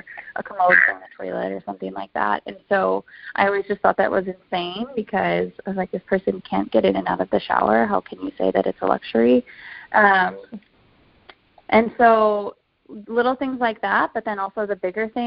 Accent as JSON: {"language": "English", "town": "Rockford", "region": "Illinois", "country": "United States", "tie": "born or raised there", "moved": "as an adult", "lives_now": "Chicago, United States", "said": "I spent the first 3 years of my career in my hometown of Rockford"}